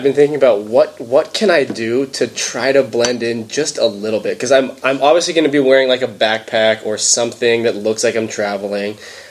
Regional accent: California, United States; We had people come up to us and say, you're from California, huh? And I was like, yeah, how did you know?

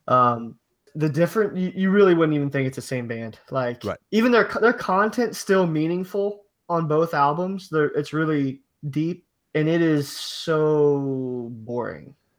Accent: Ohio, United States; I'm from Ohio

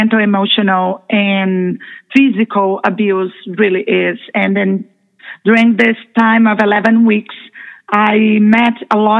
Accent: Brazil; now in United States; I'm originally from Brazil

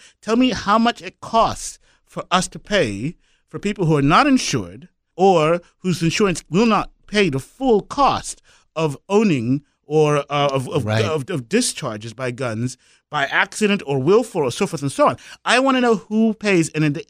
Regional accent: Kwekwe, Midlands, Zimbabwe; now in United States; I'm from Zimbabwe originally. I was born in an African-only hospital in what was the mining town in Zimbabwe. It was called Kwekwe

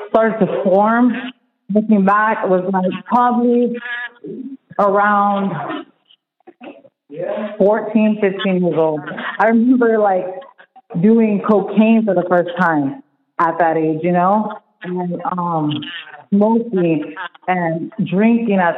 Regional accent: LaBelle, Florida, United States; I'm from LaBelle. I grew up there most of my life. Um, I come from a broken family. So my dad, he's Spanish. He's from Mexico. He came here. Um, my mom's from here, from the United States.

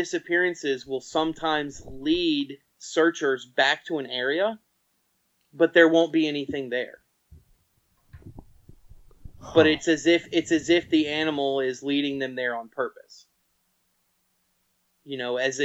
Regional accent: North Carolina, United States; North Carolina, my home state.

